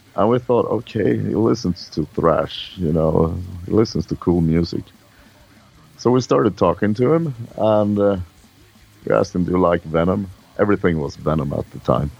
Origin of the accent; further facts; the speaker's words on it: Sweden